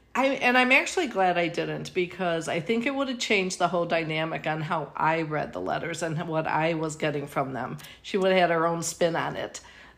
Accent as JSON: {"language": "English", "town": "Oak Park", "region": "Illinois", "country": "United States", "tie": "born or raised there", "said": "I grew up in Oak Park, Illinois, and I am the middle child of five. My mom and dad, my mom actually lived in Oak Park, so we're really five generations coming from that town, and I loved it there, and I would move back there in a heartbeat."}